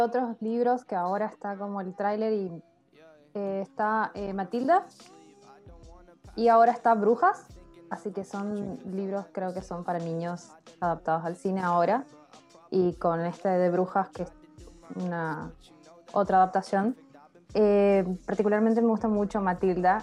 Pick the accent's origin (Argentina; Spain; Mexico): Argentina; Nosotros como argentinos